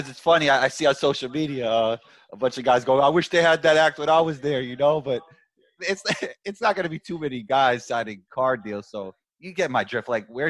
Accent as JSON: {"language": "English", "region": "New York", "country": "United States", "said": "I'm from New York"}